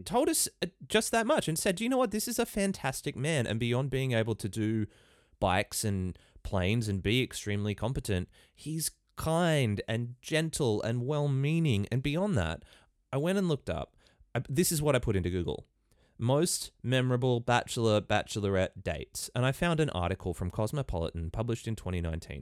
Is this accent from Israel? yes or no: no; Ballina, New South Wales, Australia; I come from Ballina in northern New South Wales.